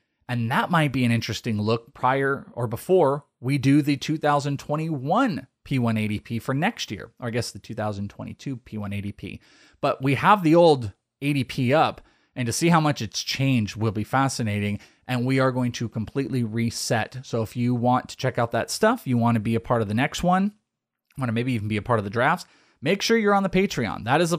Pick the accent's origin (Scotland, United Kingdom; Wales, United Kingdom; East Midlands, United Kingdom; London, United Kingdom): Wales, United Kingdom; I'm Welsh. I'm out of here.